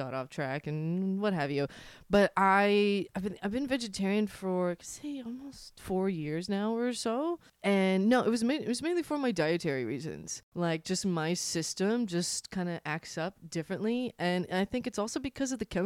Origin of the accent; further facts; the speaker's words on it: outside San Antonio, Texas, United States; now in New York, United States; I grew up outside San Antonio, Texas